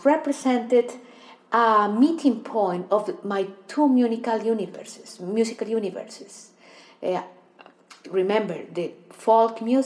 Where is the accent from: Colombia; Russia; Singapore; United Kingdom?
Colombia; Ibagué, Tolima; I was born in the Colombian city of Ibagué, where I started studying music at the conservatory at the age 5